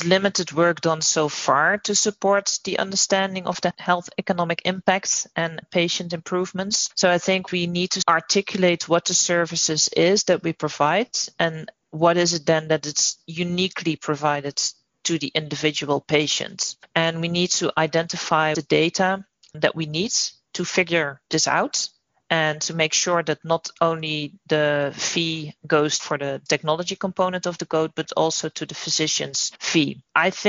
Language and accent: English; Netherlands; moved away as an adult; now in United States; I'm originally from the Netherlands, and I moved to the US about 2.5 years ago.